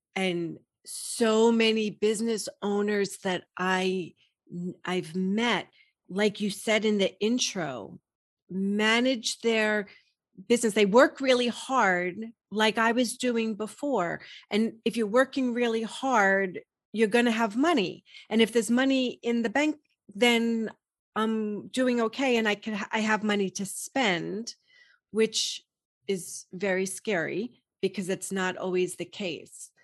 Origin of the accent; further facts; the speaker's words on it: New York, United States; I grew up in New York, I was working in Manhattan